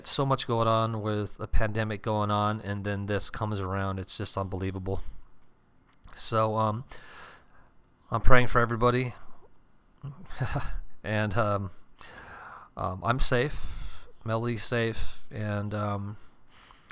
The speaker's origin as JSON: {"language": "English", "town": "Minneapolis", "region": "Minnesota", "country": "United States", "said": "I'm from the Minneapolis area. I'm out in the burbs."}